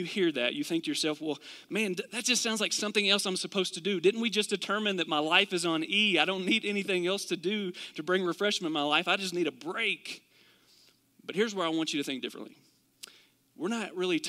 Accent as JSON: {"language": "English", "region": "Kentucky", "country": "United States", "also_born_or_lived": "Arizona", "moved": "yes", "said": "Did live in Arizona for about 8 years, but originally from Kentucky."}